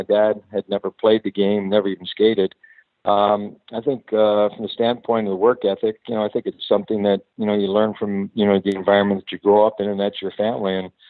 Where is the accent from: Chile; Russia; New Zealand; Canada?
Canada; Toronto, Ontario; moved away as an adult; also born or lived in Los Angeles; Growing up in Toronto, basically hockey hotbed of the world